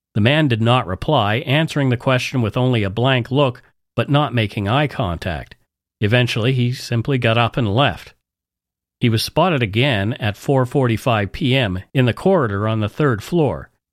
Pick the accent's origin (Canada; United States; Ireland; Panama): Canada; We are ordinary Canadian schmucks